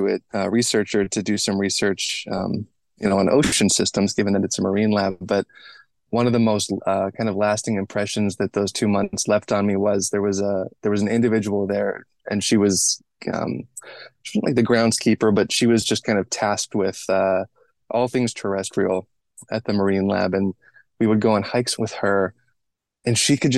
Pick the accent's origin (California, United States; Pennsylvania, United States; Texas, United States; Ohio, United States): Pennsylvania, United States; Western; moved away as an adult; also born or lived in Pittsburgh / Cameroon / San Francisco; I grew up in Western Pennsylvania, originally in Pittsburgh, but then my family moved to a much more rural and then suburban part of the state